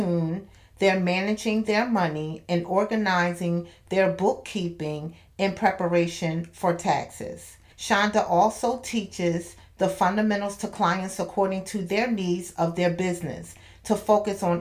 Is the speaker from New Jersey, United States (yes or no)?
yes; Camden, New Jersey, United States; I'm from Camden